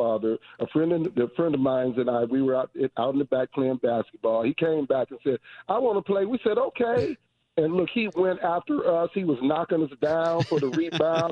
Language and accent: English; Detroit, Michigan, United States; I grew up in Detroit, the home of Motown